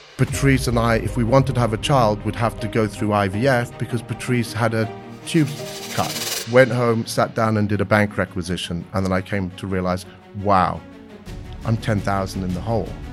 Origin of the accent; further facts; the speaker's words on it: United Kingdom; moved away as an adult; also born or lived in South Africa / Maidenhead, Berkshire / Abergavenny, Wales / Southern California; we moved from Maidenhead in Berkshire to a little town called Abergavenny in South Wales